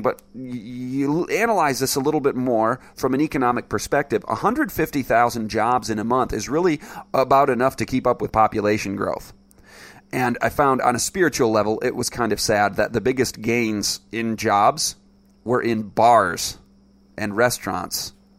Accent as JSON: {"language": "English", "region": "Michigan", "country": "United States", "tie": "born or raised there", "moved": "yes", "said": "back in my home state of Michigan"}